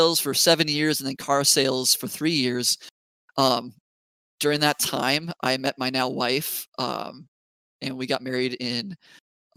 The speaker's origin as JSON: {"language": "English", "town": "Bismarck", "region": "North Dakota", "country": "United States", "tie": "born or raised there", "also_born_or_lived": "Grand Forks, North Dakota", "said": "I'm from Bismarck, North Dakota. I went to high school there, originally from Grand Forks, North Dakota"}